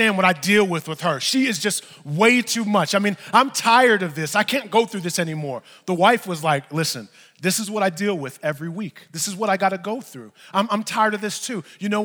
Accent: New York, United States; I'm from New York

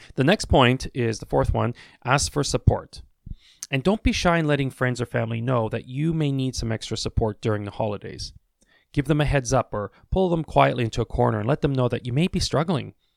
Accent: Canada; I'm Canadian, I say washrooms

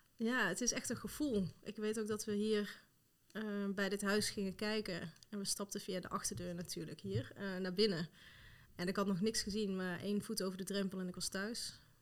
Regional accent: Tilburg, North Brabant, Netherlands; moved away as an adult; also born or lived in Rotterdam / Amsterdam / Zutphen; now in Voorst, Netherlands; Ik kom zelf uit Tilburg, ben daar geboren en getogen

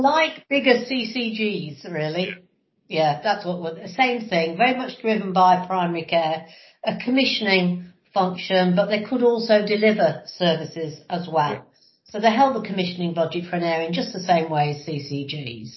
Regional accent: Lincolnshire, near Grimsby, East Midlands, United Kingdom; also born or lived in Brighton; I was born uh, in Grimsby, but actually spent most of um, the time I was growing up about living in Lincolnshire in the middle of nowhere, about 15 miles outside of, of Grimsby.

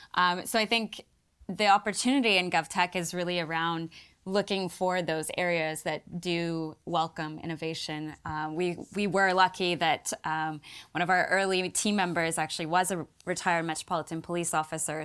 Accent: Canada; now in United Kingdom; myself as a Canadian

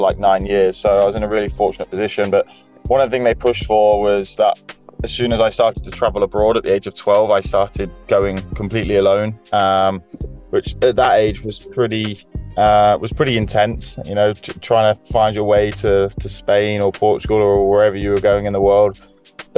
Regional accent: Leicester, East Midlands, United Kingdom; I'm originally from Leicester

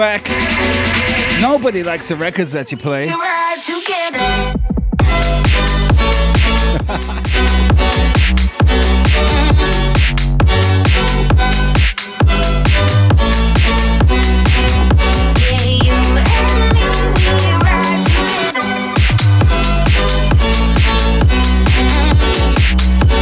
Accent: United Kingdom; moved away as an adult; now in Australia; British, because that's where I was born and spent, you know, half my life

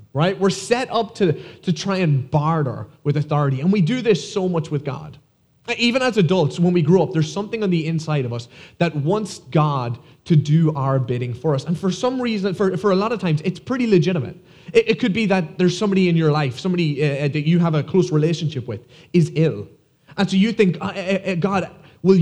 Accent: Ireland; moved away as an adult; now in United States; as you can tell from my accent, I'm not from here, I am from Ireland

